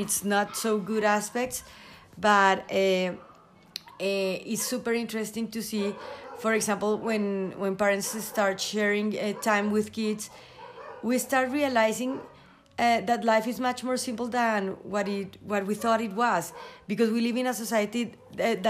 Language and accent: English; Colombia; I am from Colombia and I live here.